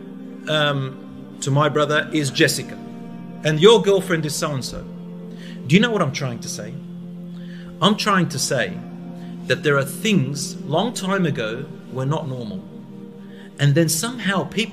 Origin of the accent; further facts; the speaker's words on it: Australia; I'm from Australia